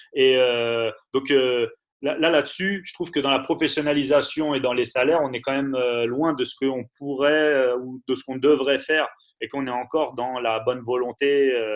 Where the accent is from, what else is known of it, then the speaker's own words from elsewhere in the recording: Paris, Île-de-France, France; Moi, je suis parisien